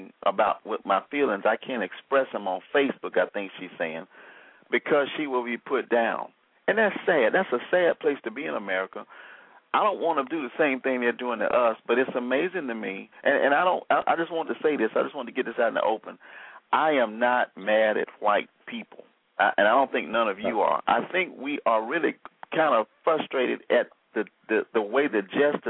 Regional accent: Selma, Alabama, United States; I grew up in the 60s. I'm a 60s baby. I grew up in Selma, Alabama, where as a young boy, I remember the Klan riding on horses in the streets at night

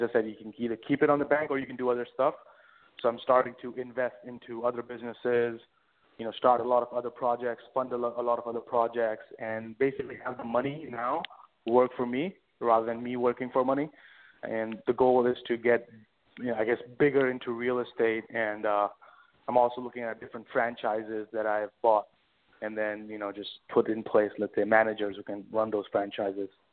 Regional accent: India; moved away as an adult; also born or lived in London, United Kingdom; now in New York, United States; born and raised in India all throughout, and then I moved to uh, London in about you know 2010

